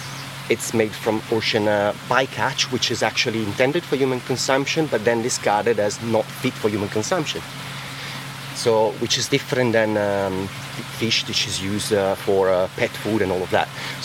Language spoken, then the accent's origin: English; Lake Como, Lombardy, Italy; English is a second language; now in England; Lake Como.